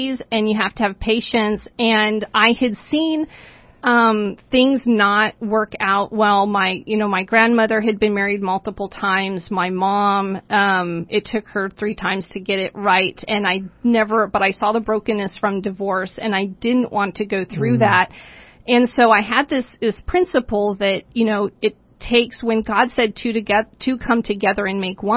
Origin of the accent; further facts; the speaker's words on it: Los Alamos, New Mexico, United States; moved away as an adult; also born or lived in Nevada; So I moved from Los Alamos, New Mexico